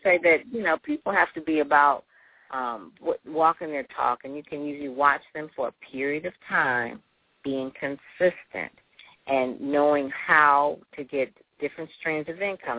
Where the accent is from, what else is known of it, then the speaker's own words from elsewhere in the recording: Detroit, Michigan, United States; I'm from Detroit. Um, went to Detroit public schools and, you know, went to Cass Tech, uh, went to Wayne State